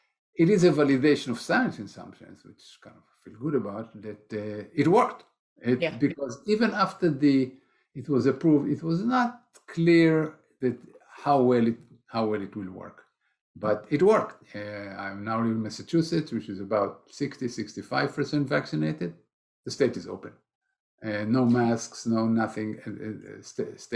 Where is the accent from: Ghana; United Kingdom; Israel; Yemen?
Israel; moved away; I'm originally from Israel